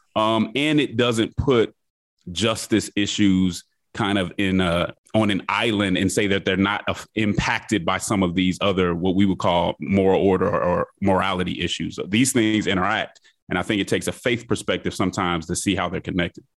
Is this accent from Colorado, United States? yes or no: yes; Denver, Colorado, United States; moved away as an adult; also born or lived in Nashville, Tennessee; now in Atlanta, United States; I grew up in Denver, Colorado